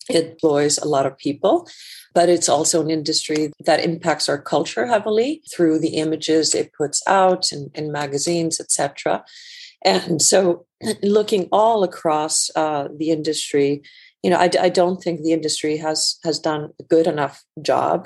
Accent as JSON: {"language": "English", "country": "Iceland", "tie": "born or raised there", "also_born_or_lived": "United States", "moved": "as an adult", "lives_now": "London, United Kingdom", "said": "I actually grew up, uh, just to give a little bit of background, uh, grew up in Iceland"}